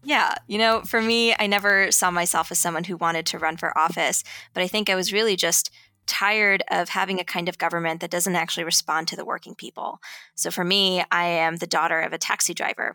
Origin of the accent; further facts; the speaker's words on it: New York City, New York, United States; my hometown itself was started by World War Two veterans